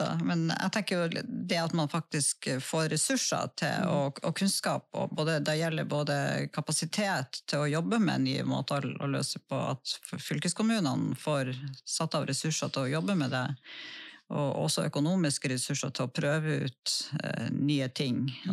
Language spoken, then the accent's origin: Norwegian; Lødingen, Nordland, Norway; nå er jo jeg vokst opp på Lødingen